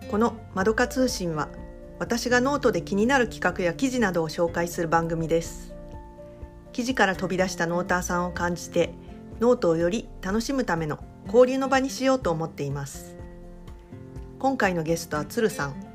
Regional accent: Kanto, Japan; 私、はい、あの関東のあの出身なんですけれども、

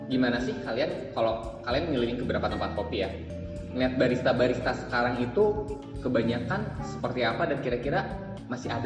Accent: Bandung, West Java, Indonesia; also born or lived in Jakarta; ketika aku dari Bandung ke Jakarta balik lagi ke Bandung orang Jakarta kayak gini bos-bos gue di Jakarta kayak gini

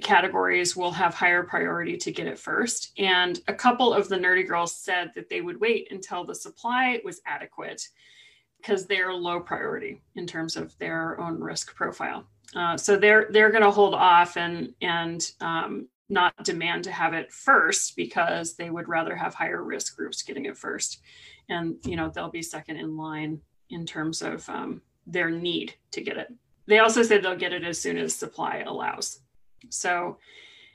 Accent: California, United States; moved away; I'm from California

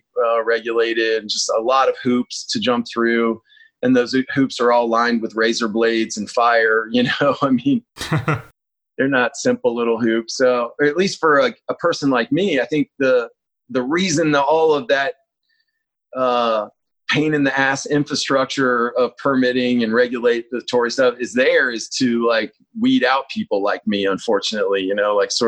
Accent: Atlanta, Georgia, United States; moved away as an adult; also born or lived in North Carolina; now in California, United States; I grew up in Atlanta, Georgia.

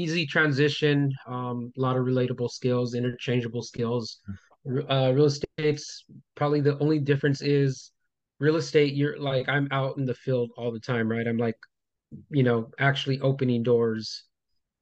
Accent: Los Angeles, California, United States; also born or lived in Montebello, California; I grew up in Highland Park

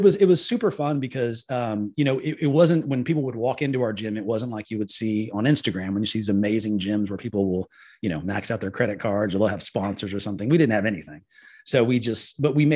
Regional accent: Liberty Hill, Texas, United States; I am from the Liberty Hill area

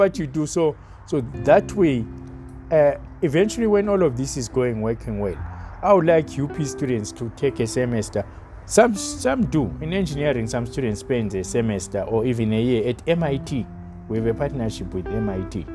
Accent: South Africa; myself of only as a South African

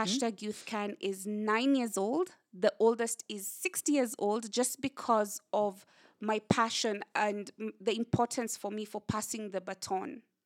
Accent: Kenya; whatever challenges that we have as Kenyan, young Kenyans

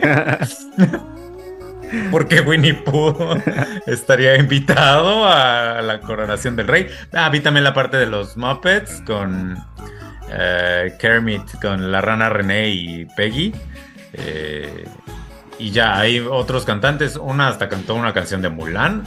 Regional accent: Mexico; now in France; nos ofende un poco como mexicanos

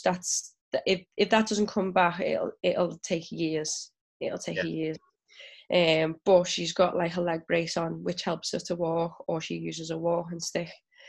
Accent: England, United Kingdom; also born or lived in Ukraine / Ghana; so I'm mixed race and then my mum's white, my dad is black. And I grew up in England, the Ukraine and Ghana.

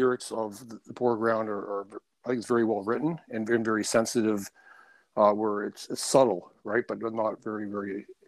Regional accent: Canada; moved away; I'm originally from Canada myself

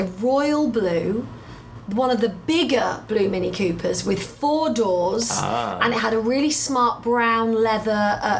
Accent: United Kingdom; Because being a Brit and being an American, we have a different language anyway.

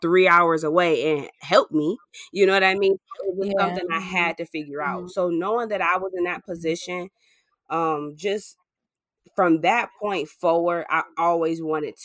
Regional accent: Ypsilanti, Michigan, United States; I grew up in Ypsilanti.

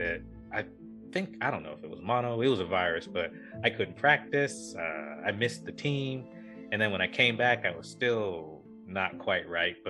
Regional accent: Norfolk, Virginia, United States; growing up in Norfolk, growing up in not a great neighborhood

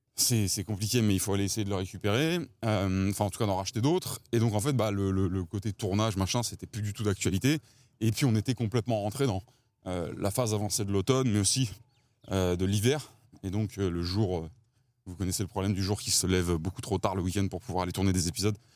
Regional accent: Paris, Île-de-France, France; j'ai grandi à Ballard, dans le, dans le 15e arrondissement

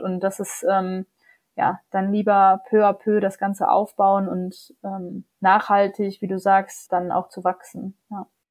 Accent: Germany; bei uns in Deutschland

